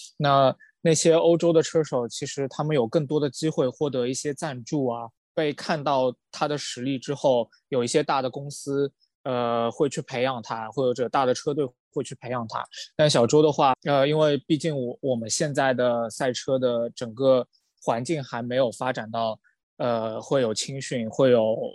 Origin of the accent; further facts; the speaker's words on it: China; 我作为一个中国人